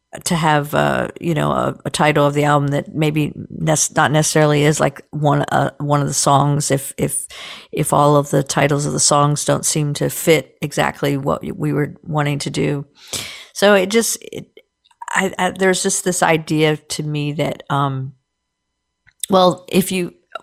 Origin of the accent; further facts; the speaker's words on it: Short Gap, West Virginia, United States; I grew up in Shortcap, West Virginia, which is just across the Potomac River, the Inno Canal from Cumberland, Maryland